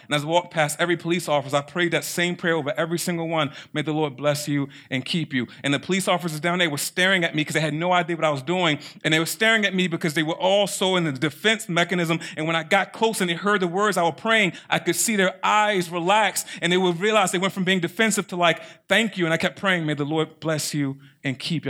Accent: Baltimore, Maryland, United States; I'm from Baltimore City.

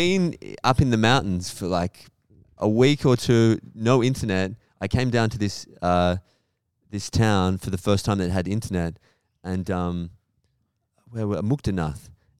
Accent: Melbourne, Victoria, Australia; "Where are you from?" I'm like, "Melbourne."

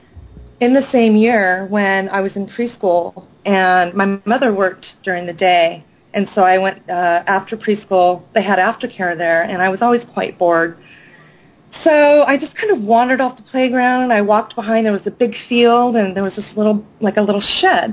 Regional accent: Newbury Park, California, United States; I was about 7 years old when we moved to a place called Newbury Park, which is about 40 miles north of Los Angeles

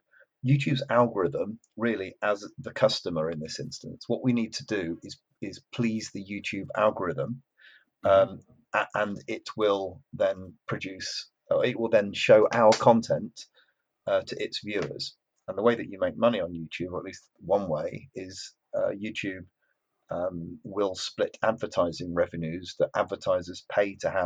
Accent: Yorkshire and the Humber, United Kingdom; I'm from Yorkshire

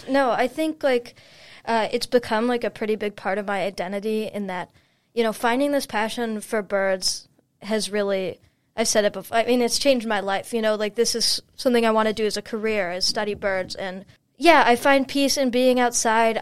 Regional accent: Chicago, Illinois, United States; moved away as an adult; now in Brunswick, United States; I'm from Chicago, Illinois

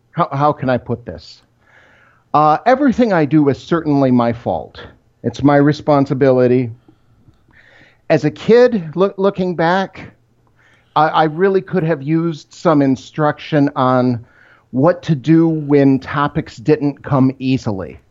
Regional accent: Rochester, Michigan, United States; I grew up in Rochester, Michigan. It's about twenty miles outside Detroit.

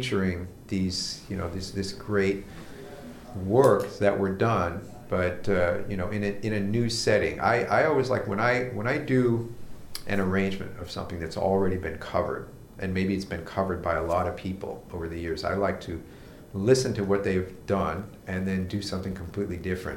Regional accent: United States; accent: American; I cannot speak a foreign language without having an American accent

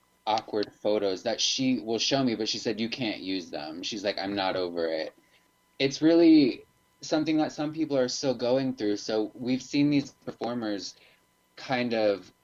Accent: Florida, United States; now in Chicago, United States; I'm from Florida

